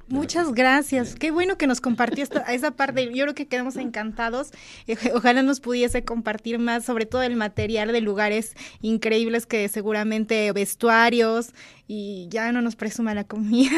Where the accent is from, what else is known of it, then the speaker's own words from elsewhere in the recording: Puebla, Mexico; nosotros también como poblanos conozcamos nuestra propia cultura